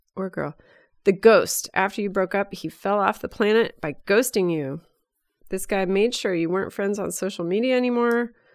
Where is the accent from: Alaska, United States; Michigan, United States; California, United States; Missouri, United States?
California, United States; Bay Area; our same circles of, uh, growing up in the Bay Area